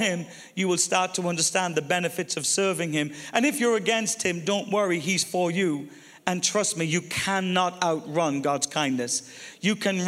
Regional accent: Ireland; I'm Irish

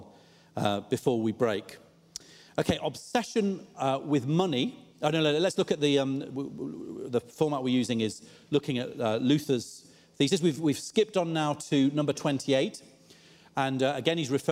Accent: United Kingdom; a lot of us as British people

